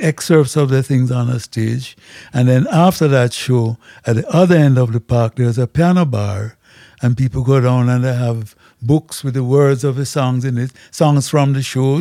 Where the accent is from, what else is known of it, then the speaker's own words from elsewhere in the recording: Jamaica; as a Jamaican